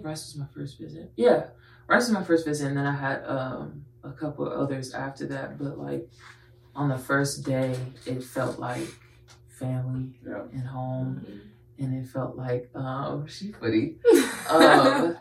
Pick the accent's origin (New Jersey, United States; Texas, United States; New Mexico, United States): Texas, United States; Houston; I'm born and raised in Houston.